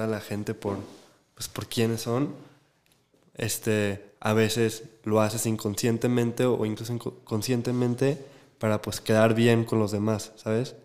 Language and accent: Spanish; Guadalajara, Jalisco, Mexico; como nosotros crecimos en Guadalajara y aquí